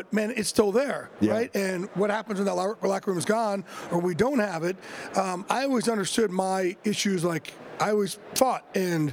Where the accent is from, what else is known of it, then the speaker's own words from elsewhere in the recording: Jersey Shore, New Jersey, United States; growing up in Jersey Shore, being learning disabled